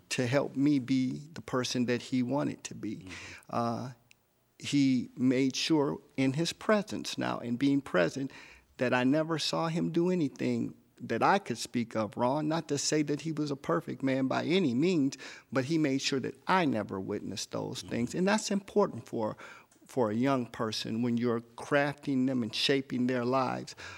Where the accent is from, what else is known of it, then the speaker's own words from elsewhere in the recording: Detroit, Michigan, United States; moved away as an adult; also born or lived in San Diego; now in Los Angeles, United States; I'm a native Detroiter, um, born and raised in Detroit.